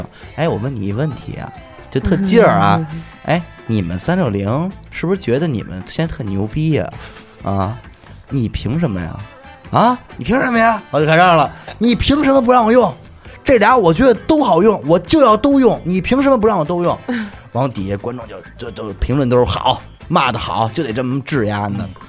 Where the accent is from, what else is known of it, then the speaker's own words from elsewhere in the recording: China; 骂这些 {S6} 歧视我们中国人。